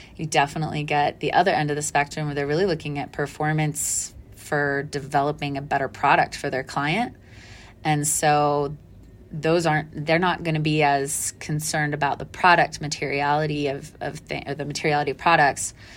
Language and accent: English; Dallas, Texas, United States; I grew up in Dallas, mostly